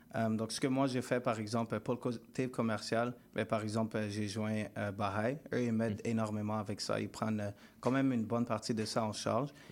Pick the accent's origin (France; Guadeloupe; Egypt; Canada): Canada; Montreal, Quebec; je viens du West Island